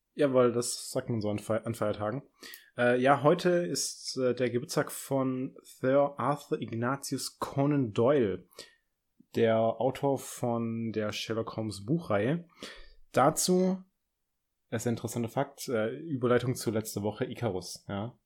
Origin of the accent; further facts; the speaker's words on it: Stuttgart area, Baden-Württemberg, Germany; ich komme ja aus der Gegend